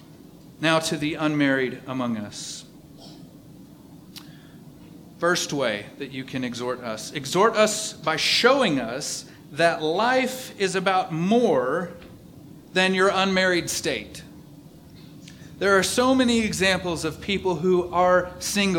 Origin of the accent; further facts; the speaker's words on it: East Texas, United States; I'm from East Texas